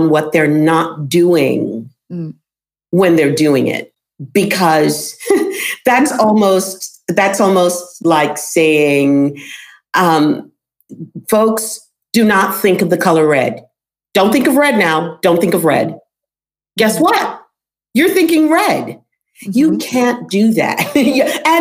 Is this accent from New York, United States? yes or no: yes; New York City, New York, United States; accent: New York; a girl growing up in New York City, you know, with I didn't have a thick New York accent, but I had a New York accent